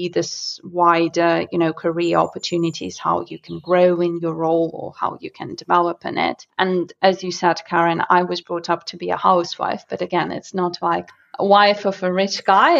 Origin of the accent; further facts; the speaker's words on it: Moscow, Russia; English is a second language; moved away; I am from Russia, and I used to live in a smaller area called Solntsevo, which is in Moscow